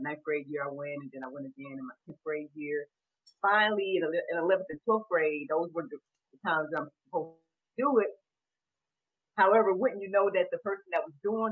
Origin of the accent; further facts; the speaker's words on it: Jackson, Georgia, United States; my hometown is named Butts County, Georgia. Jackson, Butts County, Georgia